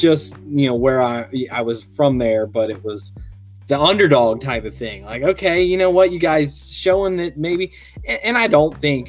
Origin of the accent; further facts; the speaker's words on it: Erlanger, Kentucky, United States; Born and raised in Erlanger, Kentucky.